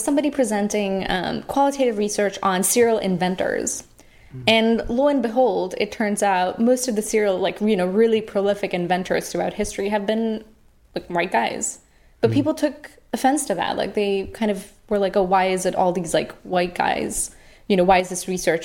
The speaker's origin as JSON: {"language": "English", "country": "India", "tie": "born or raised there", "moved": "yes", "said": "when I grew up in India"}